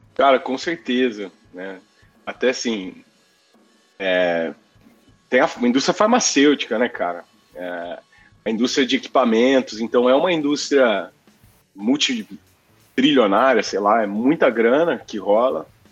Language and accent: Portuguese; Mococa, São Paulo, Brazil; also born or lived in Rio de Janeiro / Poland; Eu nasci no dia 2, no dia 17 eu já estava em Mococa, e foi onde eu cresci